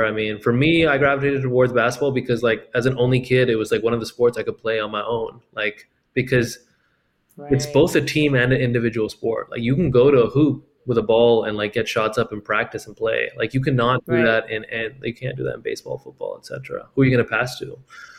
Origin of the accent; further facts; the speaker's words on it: India; moved away as an adult; When I came to college from India, like I was definitely split for sure.